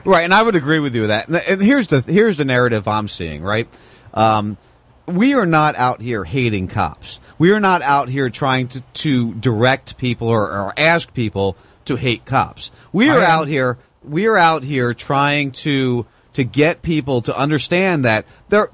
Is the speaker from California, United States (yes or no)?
no; Punta Gorda, Florida, United States; my hometown? Uh, in Punta Gorda, Florida